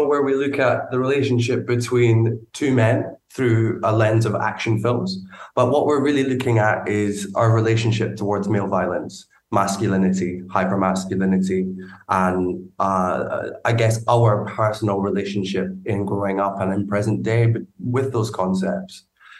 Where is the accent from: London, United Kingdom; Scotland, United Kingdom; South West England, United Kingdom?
Scotland, United Kingdom; Edinburgh; I grew up in Edinburgh. I grew up, so I've lost it now.